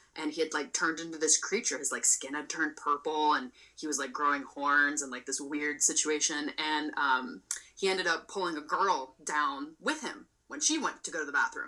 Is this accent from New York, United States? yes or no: no; Palo Alto, California, United States; I grew up in Palo Alto and spent most of my summers at Foothills